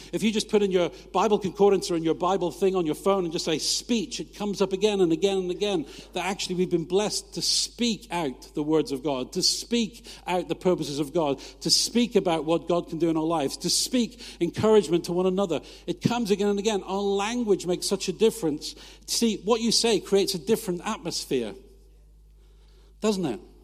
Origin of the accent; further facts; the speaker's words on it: United Kingdom; we're British